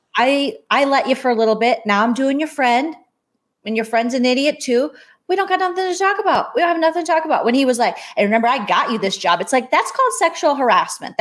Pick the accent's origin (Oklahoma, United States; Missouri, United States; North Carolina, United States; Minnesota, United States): Minnesota, United States; St. Paul; now in California, United States; where we grew up in St. Paul